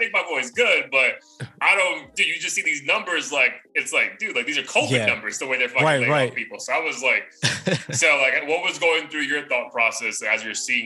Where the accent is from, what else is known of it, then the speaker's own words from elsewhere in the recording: India; now in United States; when I grew up in India